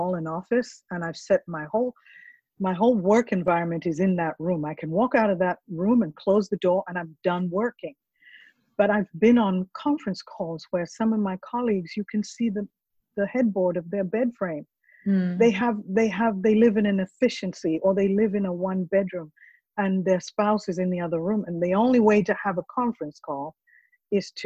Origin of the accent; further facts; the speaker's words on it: Kampala, Central Region, Uganda; now in Jacksonville, United States; I'm from Africa